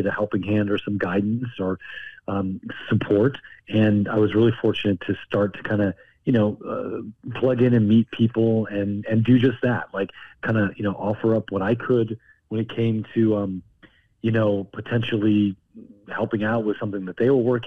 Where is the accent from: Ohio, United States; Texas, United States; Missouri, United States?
Missouri, United States; also born or lived in Ozarks / northern Arkansas; I grew up in Missouri for the most part